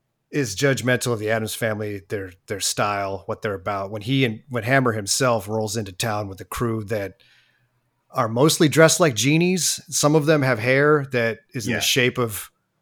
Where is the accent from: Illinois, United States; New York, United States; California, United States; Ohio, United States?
California, United States; Oakland; I'm from Oakland. I don't know.